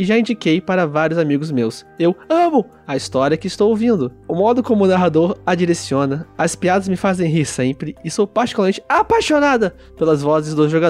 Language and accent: Portuguese; Florianópolis, Santa Catarina, Brazil; sou de Florianópolis, Santa Catarina, tenho 22 anos e estudo arquitetura.